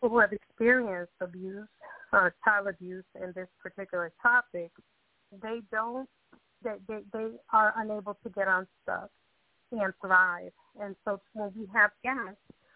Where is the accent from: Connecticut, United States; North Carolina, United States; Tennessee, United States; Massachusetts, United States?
Massachusetts, United States; Boston; I grew up in Boston